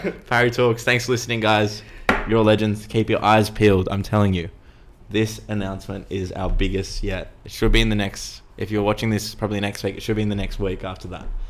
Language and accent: English; Sydney, New South Wales, Australia; also born or lived in Earlwood; I grew up in Roselands